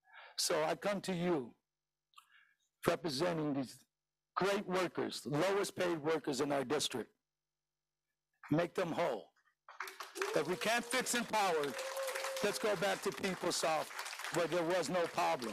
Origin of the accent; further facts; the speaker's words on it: San Francisco, California, United States; a childhood friend of mine that I grew up with in the Mission. I am a product of this school district.